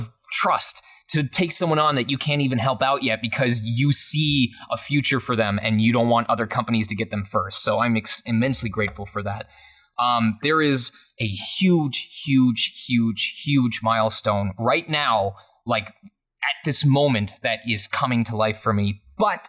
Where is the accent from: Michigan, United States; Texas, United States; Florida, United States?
Michigan, United States; my hometown of Michigan